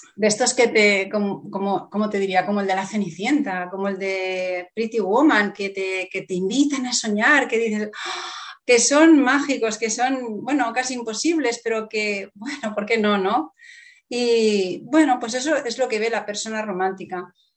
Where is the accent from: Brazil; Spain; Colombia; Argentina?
Spain; Barcelona, Catalonia; Barcelona. de donde yo soy, sí, en Barcelona.